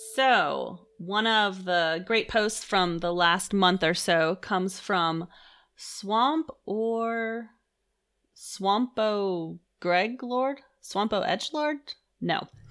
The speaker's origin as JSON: {"language": "English", "town": "Pittsburgh", "region": "Pennsylvania", "country": "United States", "said": "I'm from Pittsburgh and we don't really have a public transit system"}